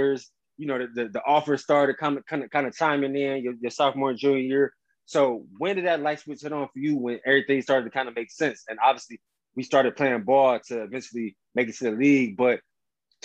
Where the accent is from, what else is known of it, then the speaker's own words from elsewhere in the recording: Ohio, United States; now in Atlanta, United States; I'm from the Midwest, from Ohio. So I live in Atlanta now